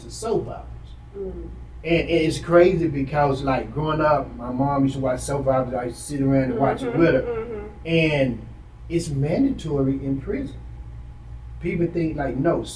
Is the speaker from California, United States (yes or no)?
no; Dallas, Texas, United States; I'm from Oak Cliff.